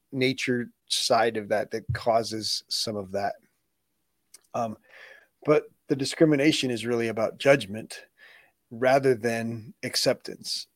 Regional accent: United States; I was born in the United States

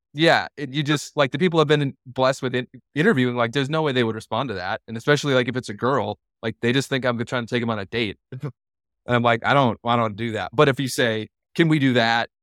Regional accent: Lino Lakes, Minnesota, United States; moved away as an adult; now in Jackson, United States; I was born and raised in a suburb of Minneapolis, Minnesota called Lionel Lakes, Minnesota

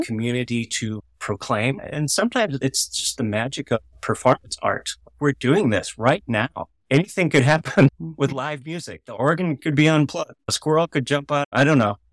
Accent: Missouri, United States; I grew up in Missouri

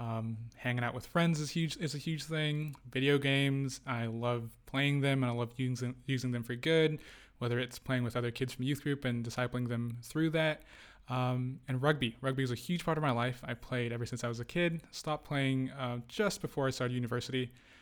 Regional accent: Indonesia; also born or lived in United Arab Emirates / Qatar; I was born in Indonesia. Out in Southeast Asia, if you don't know where that is. I grew up in the Middle East. I spent quite a lot of time in the UAE and then in Qatar before I moved back to Indonesia at 12

